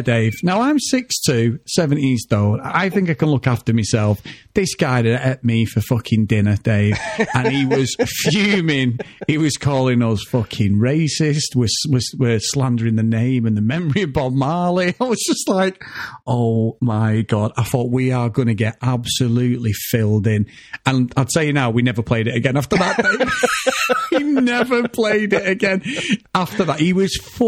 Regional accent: Manchester, North West England, United Kingdom; where we live, I grew up in Old Trafford

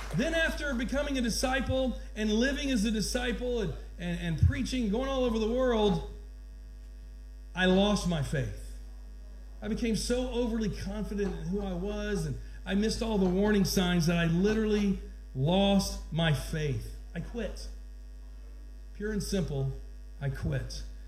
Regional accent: Georgia, United States; I'm from Georgia

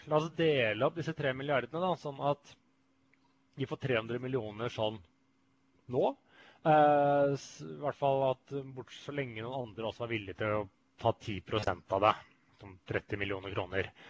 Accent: Sweden; Jeg er jo svenske.

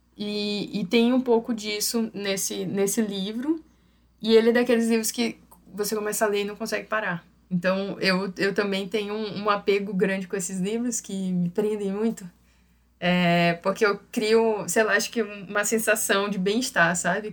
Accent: São Luís, Maranhão, Brazil; é a cara de São Luís, é a cara da minha terra.

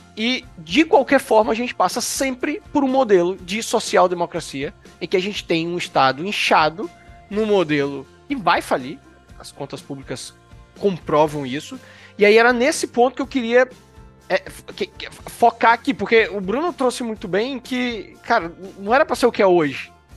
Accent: Brazil; como brasileiro, nascido no território brasileiro

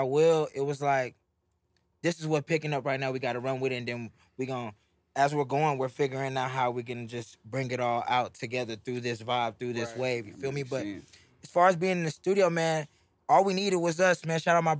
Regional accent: Houston, Texas, United States

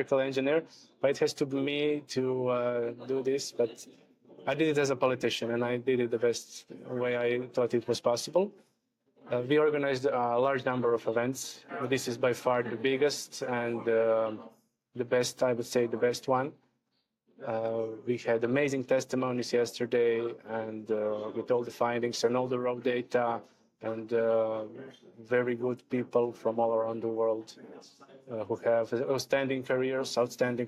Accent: Croatia; Croatia is in, my home country

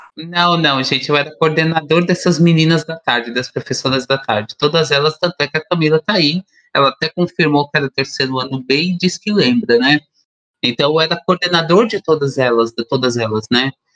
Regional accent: Brazil; nós enquanto brasileiros

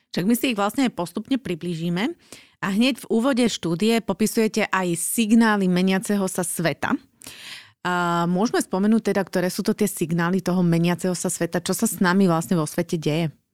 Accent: Slovakia; my Slováci

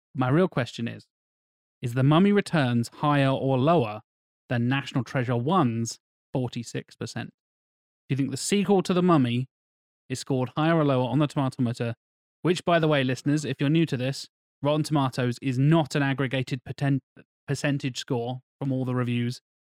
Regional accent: England, United Kingdom; I'm, I'm English

